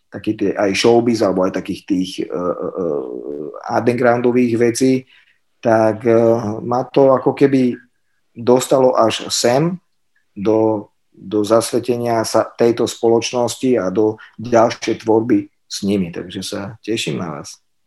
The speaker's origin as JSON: {"language": "Slovak", "town": "Sereď", "region": "Trnava Region", "country": "Slovakia", "said": "ja som zo Seredi"}